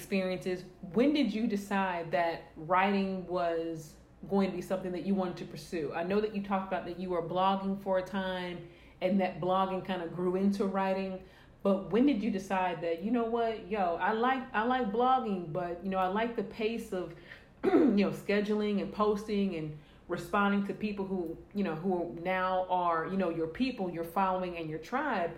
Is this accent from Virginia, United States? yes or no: no; St. Louis, Missouri, United States; I grew up in St. Louis, which is one of the biggest cities in Missouri